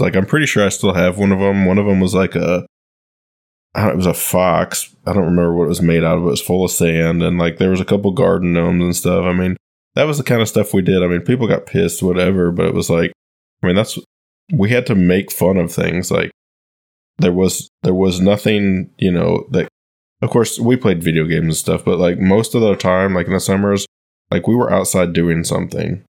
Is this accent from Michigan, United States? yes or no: yes; Michigan, United States; growing up in Michigan, our family owned a small golf course